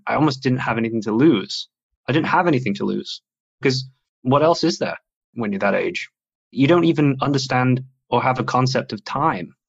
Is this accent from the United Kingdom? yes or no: yes; Sheffield, Yorkshire and the Humber, United Kingdom; moved away as an adult; also born or lived in Frankfurt, Germany; now in Germany; I was in Sheffield. That's where I grew up. It's my hometown, and then moved to Frankfurt.